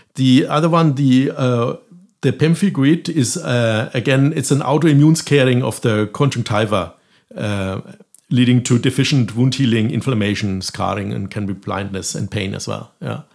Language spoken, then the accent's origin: English; Germany; moved away as an adult; also born or lived in France / Berlin; now in Galway, Ireland; I'm originally from Germany